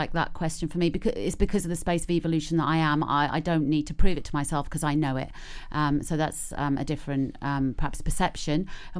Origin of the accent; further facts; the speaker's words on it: Norwich, East of England, United Kingdom; now in Pembrokeshire, United Kingdom; I come from Norwich. They talk like that where I come from.